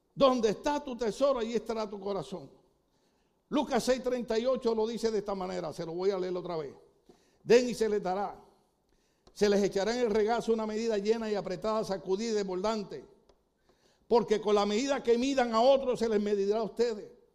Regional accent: Puerto Rico

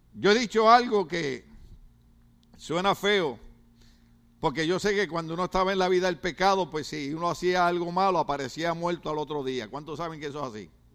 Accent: Puerto Rico; now in United States; mi país, Puerto Rico

